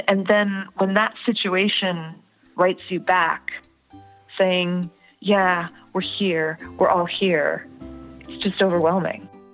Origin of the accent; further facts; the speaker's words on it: United States; growing up in America as an Indian American